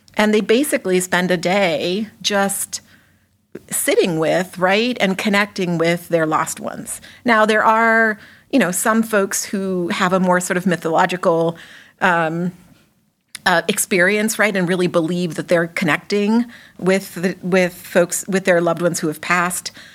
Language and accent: English; Mexico; moved away as an adult; also born or lived in Massachusetts, United States; now in Worcester, United States; I'm an immigrant from Mexico. I did not come here until I was an adult, although I spent a little bit of my childhood here, but then I went back